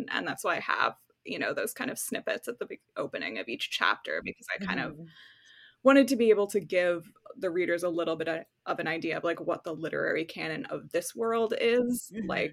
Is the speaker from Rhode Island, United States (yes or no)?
no; New York, United States; moved away as an adult; now in California, United States; I live in California now. I'm from New York. But now I live in California. And, you know, I went through Hurricane Sandy when I was living back home